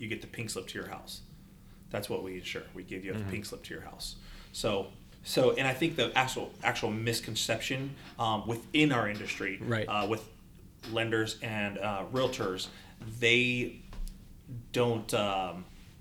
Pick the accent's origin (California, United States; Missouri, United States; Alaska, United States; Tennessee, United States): California, United States; San Diego; moved away as an adult; now in Arizona, United States; I'm originally from San Diego.